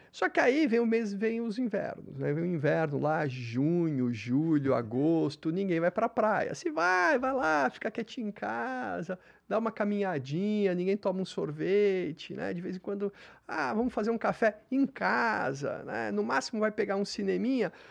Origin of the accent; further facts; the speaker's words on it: Santos, São Paulo, Brazil; Sou nascido em Santos.